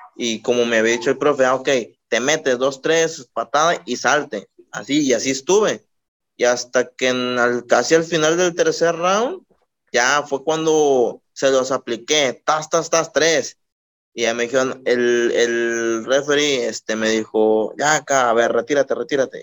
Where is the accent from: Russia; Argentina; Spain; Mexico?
Mexico; Ixtlahuacán, Colima; Soy de un pueblito que se llama Ixlahuacán